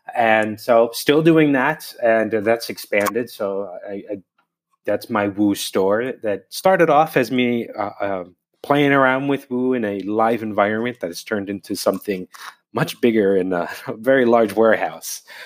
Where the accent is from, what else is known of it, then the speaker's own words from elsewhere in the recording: New Jersey, United States; now in Bologna, Italy; I'm from New Jersey, though I haven't lived there in a long time